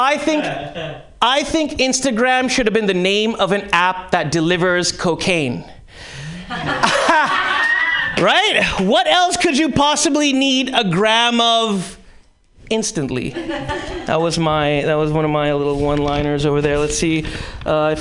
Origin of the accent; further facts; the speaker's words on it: Karachi, Sindh, Pakistan; moved away; I'm Pakistani